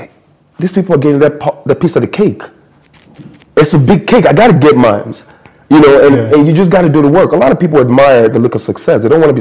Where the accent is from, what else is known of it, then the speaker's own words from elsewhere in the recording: United States; And I'm not fully black American, so I'm Nigerian American.